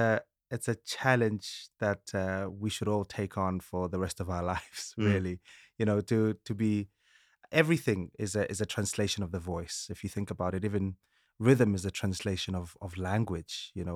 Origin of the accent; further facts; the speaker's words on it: Sebokeng, Gauteng, South Africa; From childhood, you know, growing up in South Africa, in Sebokeng with my brother